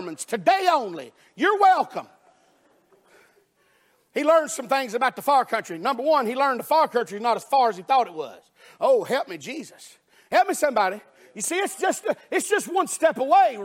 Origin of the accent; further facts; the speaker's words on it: Alabama, United States; I'm from Alabama